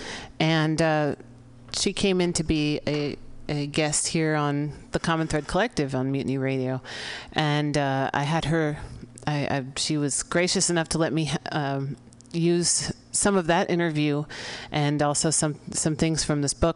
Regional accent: San Francisco, California, United States; in the Mission District of San Francisco, my hometown

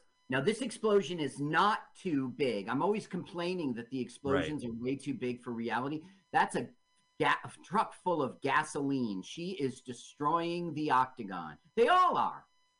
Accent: New Jersey, United States; I'm from New Jersey

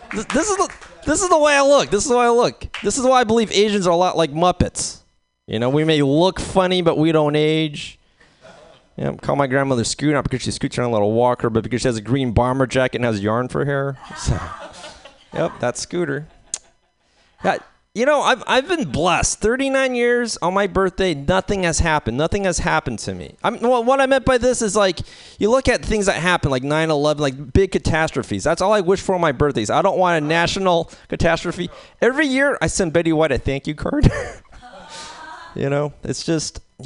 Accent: San Francisco, California, United States; San Francisco

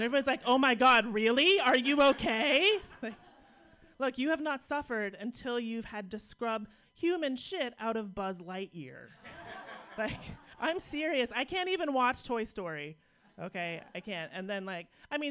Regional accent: Pittsburgh, Pennsylvania, United States; based on my hometown. It's a little bit of Pittsburgh education

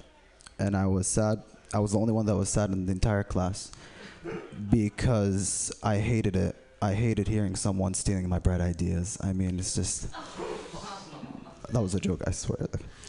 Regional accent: Saudi Arabia; I'm from Saudi Arabia, not Bedrock. We speak English.

